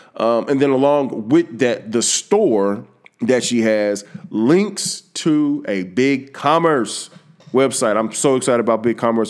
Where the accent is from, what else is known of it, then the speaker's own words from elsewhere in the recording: Texas, United States; I'm from Texas